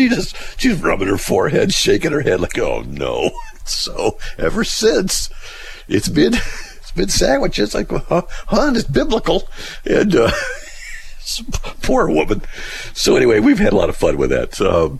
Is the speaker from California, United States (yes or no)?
yes; Buena Park, California, United States; Well, I grew up in Buena Park, you know, Riverside, so I'm just, okay.